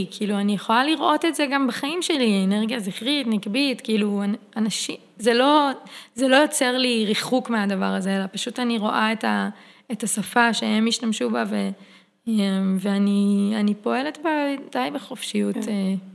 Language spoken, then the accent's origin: Hebrew; Karmiel, Northern District, Israel; אני גדלתי בכרמיאל, יצאתי מהארון בכרמיאל, לא בתל אביב